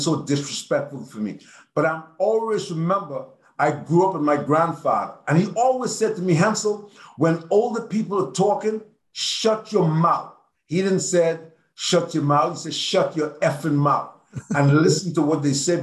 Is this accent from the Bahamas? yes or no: yes; Nassau, New Providence, Bahamas; moved away as an adult; I'm from Nassau, Bahamas, so I was living in Nassau